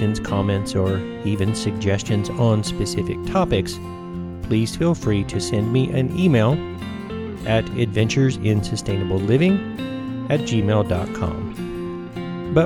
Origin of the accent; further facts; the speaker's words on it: Tennessee and northern Georgia, United States; growing up in Tennessee and northern Georgia